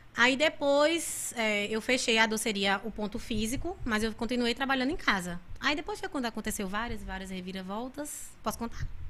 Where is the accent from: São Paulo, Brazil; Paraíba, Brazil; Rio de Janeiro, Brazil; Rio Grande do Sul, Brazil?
Paraíba, Brazil; Sumé; now in Monteiro, Brazil; eu sou de Sumé, filha de Adriana Vilar